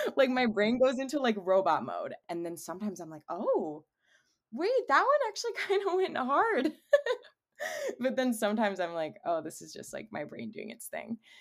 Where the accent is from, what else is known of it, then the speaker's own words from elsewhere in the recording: Cleveland, Ohio, United States; also born or lived in Charlotte area; now in Charlotte, United States; I am from Cleveland, and I currently reside